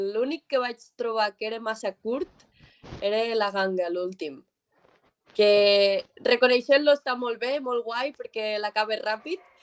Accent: Mollerussa, Catalonia, Spain; accent: Mollerussa; Jo sóc de Mollerussa, de 20 minutets de Lleida.

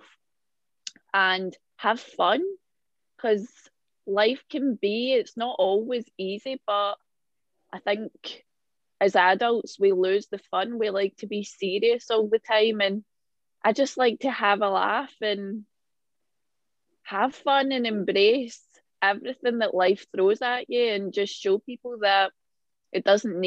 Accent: Glasgow, Scotland, United Kingdom; I'm from Glasgow in Scotland

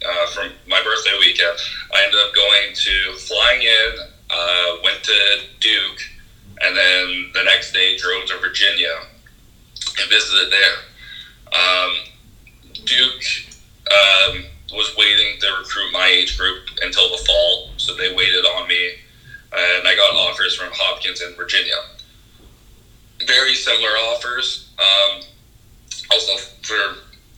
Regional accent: Canada; as a Canadian

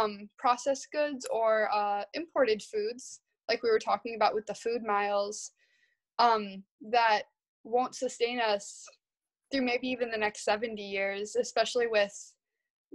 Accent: Midwest, United States; I'm from the Midwest, so I'm from the place where industrial agriculture happens

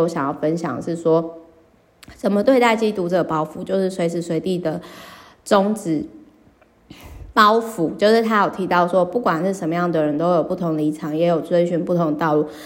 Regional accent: Kaohsiung, Taiwan; 我的老家高雄

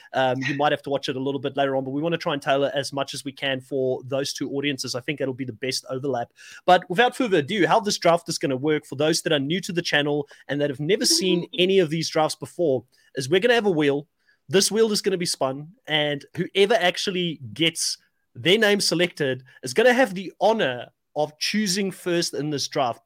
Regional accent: South Africa; moved away as an adult; I am a South African, but I'm an expat. I've lived out of South Africa for 15 years

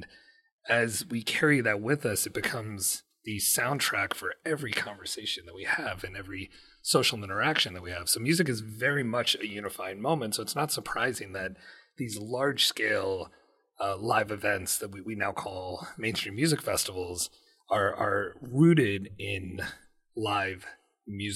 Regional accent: United States; as a Pakistani American

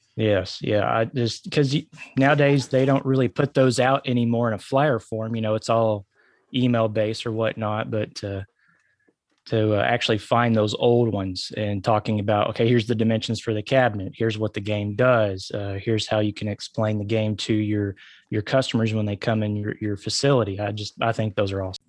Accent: Arkansas, United States; born or raised there

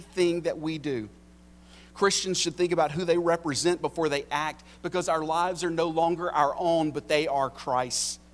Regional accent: United States; I'm an American

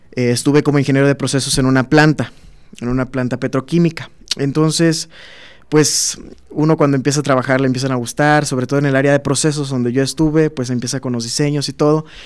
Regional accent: Minatitlán, Veracruz, Mexico; moved away as an adult; now in Guanajuato, Mexico; yo vivo en, soy de Minatitlán, Veracruz

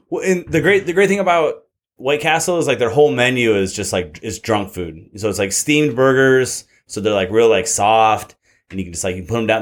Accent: Michigan, United States; moved away as an adult; now in California, United States; growing up in Michigan

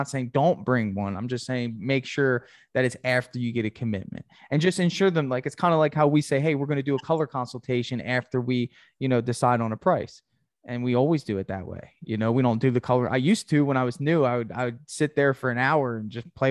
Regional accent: Gainesville, Florida, United States; I'm from Gainesville

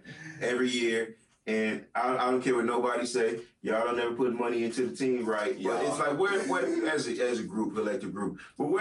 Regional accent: Baton Rouge, Louisiana, United States; I'm not even from New Orleans, I'm from Baton Rouge, you know what I'm saying?

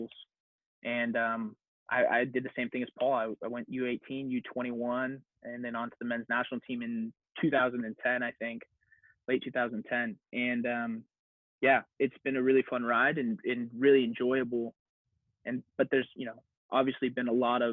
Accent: Moorpark, California, United States; growing up in the Moore Park area

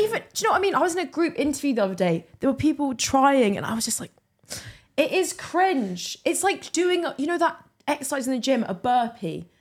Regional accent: England, United Kingdom; now in Glasgow, United Kingdom; I come from England

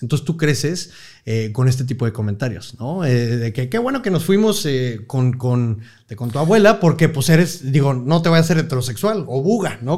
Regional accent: Monterrey, Nuevo León, Mexico; estudio aquí en Monterrey, eh, siempre en colegios maristas, en el Instituto Franco Mexicano

